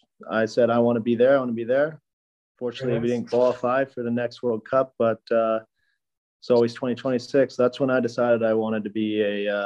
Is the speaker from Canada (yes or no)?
yes; Comox Valley, Vancouver Island, British Columbia, Canada; moved away; I grew up in on Vancouver Island. It's called Comox Valley. It's about 3 hours away from Vancouver, including the ferry ride. Small town. But very outdoorsy place. Mountains, rivers, lakes.